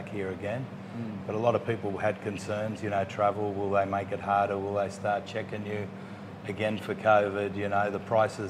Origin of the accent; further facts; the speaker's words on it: Australia; also born or lived in Uruguay; now in Pattaya, Thailand; I grew up in Australia. I'm a mix of... I was born in Uruguay, Italy. I've got Italian in me